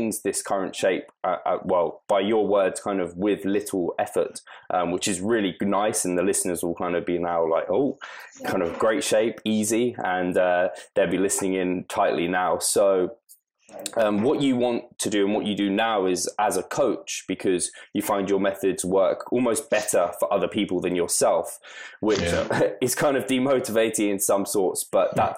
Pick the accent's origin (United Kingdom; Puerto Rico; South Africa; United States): United Kingdom; I'm proper British and can't actually do any other kind of languages at all